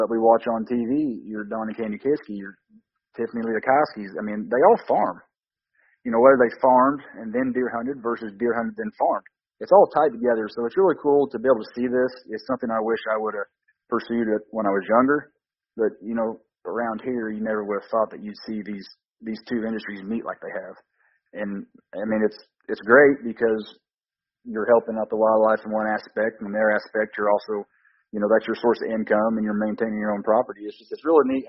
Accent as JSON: {"language": "English", "region": "Southern Illinois", "country": "United States", "tie": "born or raised there", "said": "I just, grew up here, Southern Illinois"}